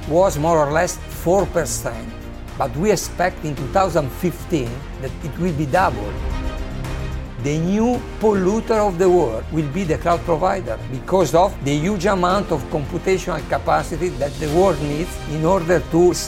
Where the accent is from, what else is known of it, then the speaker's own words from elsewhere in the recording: Modena, Emilia-Romagna, Italy; I'm from Italy, precisely from Modena.